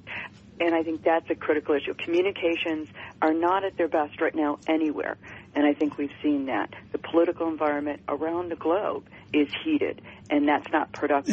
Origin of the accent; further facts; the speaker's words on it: Detroit, Michigan, United States; I'm from Detroit